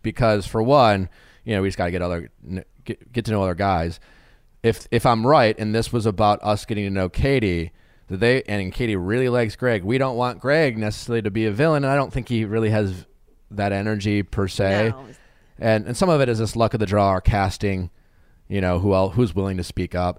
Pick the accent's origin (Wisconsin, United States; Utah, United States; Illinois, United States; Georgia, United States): Wisconsin, United States; Milwaukee; I'm from Milwaukee